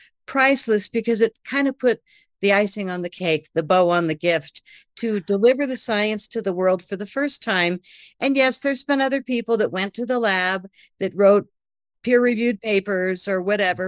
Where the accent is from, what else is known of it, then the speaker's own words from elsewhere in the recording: United States; I'm from America